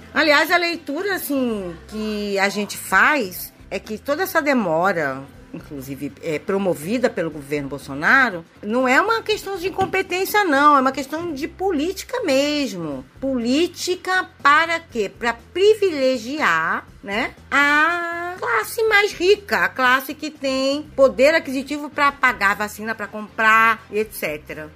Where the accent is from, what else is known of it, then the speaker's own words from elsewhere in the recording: Brazil; Nós somos brasileiros